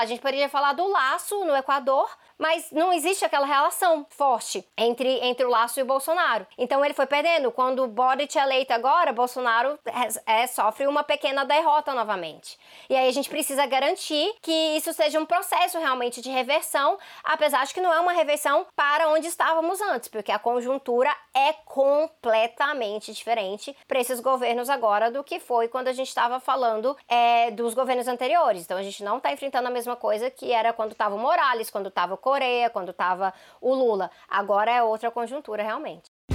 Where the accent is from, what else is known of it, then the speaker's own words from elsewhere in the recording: Brazil; Eu falo do Brasil